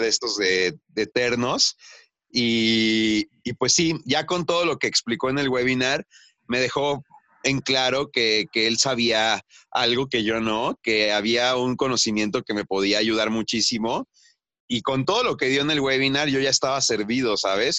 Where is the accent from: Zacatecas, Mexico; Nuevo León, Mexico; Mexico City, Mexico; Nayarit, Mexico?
Mexico City, Mexico; moved away as an adult; now in Oaxaca, Mexico; yo crecí en la Ciudad de México y trabajé en la Ciudad de México